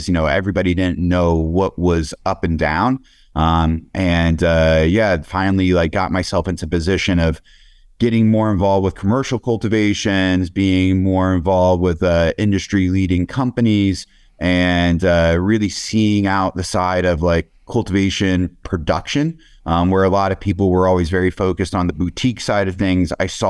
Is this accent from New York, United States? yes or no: no; Pennsylvania, United States; on the East Coast, I grew up in Pennsylvania.